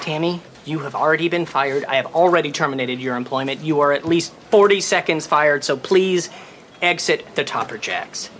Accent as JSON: {"language": "English", "town": "Carbondale", "region": "Illinois", "country": "United States", "tie": "born or raised there", "moved": "yes", "said": "I grew up in Carbondale, Illinois, which is a little town in the, s, in the southern part of Illinois"}